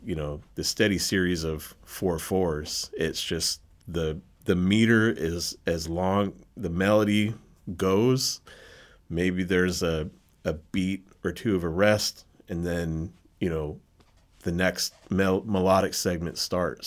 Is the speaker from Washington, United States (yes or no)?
yes; Seattle, Washington, United States; I was born and raised in Seattle. Grew up in the Seattle area